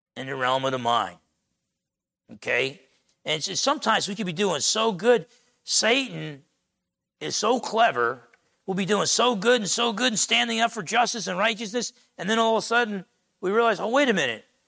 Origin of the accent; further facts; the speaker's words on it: New Jersey, United States; moved away; growing up in New Jersey